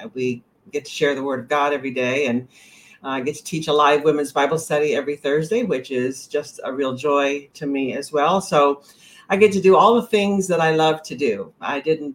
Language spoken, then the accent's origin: English; the South, United States; moved away as an adult; also born or lived in Tennessee / Texas; now in Maine, United States; I grew up in the South. I grew up in Tennessee and Texas